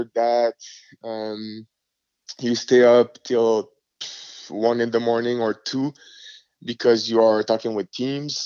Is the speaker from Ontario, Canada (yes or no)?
no; Montreal, Quebec, Canada; English is a second language; moved away as an adult; I was a guy from Montreal